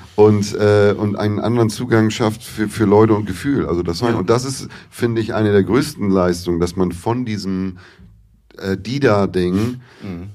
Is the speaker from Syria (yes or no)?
no; Hamburg, Germany; ich bin in Hamburg geboren, habe ich erzählt, war dann hier in der Grundschule, bin aber mit elf aufs Dorf gezogen